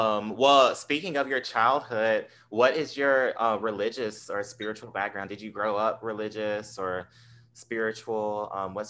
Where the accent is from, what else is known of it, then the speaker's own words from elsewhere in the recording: Southern United States, United States; accent: genteel Southern; I sound Southern, but there's a, I guess, not to sound like, I'm the smartest ever, but I have more of a genteel Southern accent